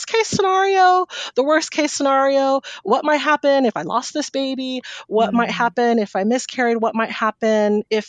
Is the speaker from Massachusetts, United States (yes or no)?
no; Humboldt County, California, United States; also born or lived in San Francisco Bay Area; now in Sacramento, United States; I grew up in Humboldt County